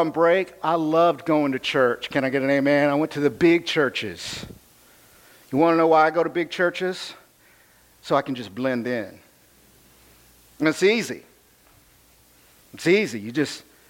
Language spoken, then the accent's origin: English; United States; I'm American